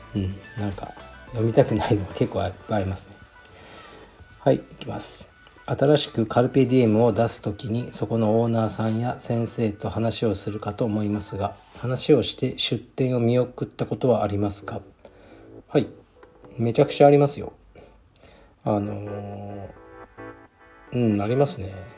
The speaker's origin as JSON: {"language": "Japanese", "region": "Fukuoka", "country": "Japan", "tie": "born or raised there", "said": "僕もそうですけどね"}